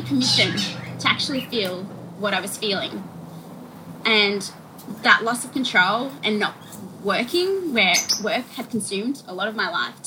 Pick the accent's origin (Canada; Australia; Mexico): Australia; Perth, Western Australia; moved away as an adult; also born or lived in Sydney; now in Melbourne, Australia; I'm back in my hometown